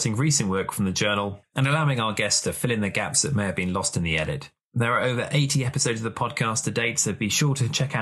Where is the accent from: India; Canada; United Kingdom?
United Kingdom; England; as an Englishman